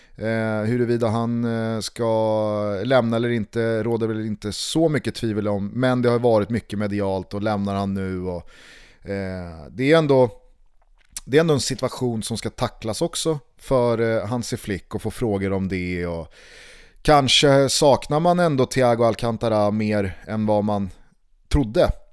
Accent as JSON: {"language": "Swedish", "town": "Stockholm", "region": "Stockholm County", "country": "Sweden", "tie": "born or raised there", "said": "hemma i Vällingby när jag och mamma och pappa och Isak"}